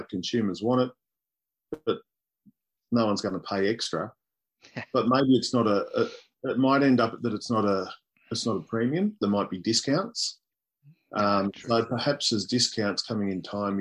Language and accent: English; East Gippsland, Victoria, Australia; When I was growing up, I grew up in East Gippsland